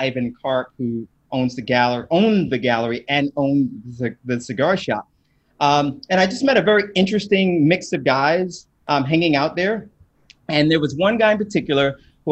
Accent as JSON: {"language": "English", "town": "New York City", "region": "New York", "country": "United States", "tie": "born or raised there", "also_born_or_lived": "Japan", "said": "I'm a New Yorker, born and raised in Brooklyn"}